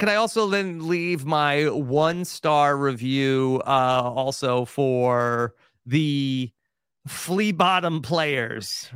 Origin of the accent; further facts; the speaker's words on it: New York, United States; moved away; I'm a New Yorker, like, at heart